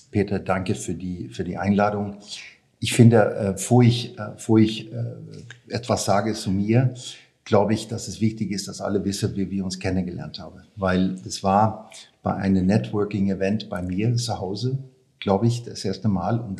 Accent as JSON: {"language": "German", "country": "Sweden", "tie": "born or raised there", "second_language": "German", "said": "ja, ich bin in, in, in Schweden aufgewachsen. Ähm, ganz schönes Land damals, mhm. ganz ruhig"}